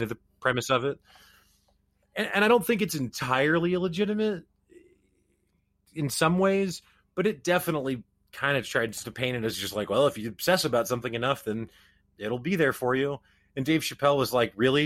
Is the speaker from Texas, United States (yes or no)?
no; Springfield, Missouri, United States; I grew up in the Midwest. I'm from Springfield, Missouri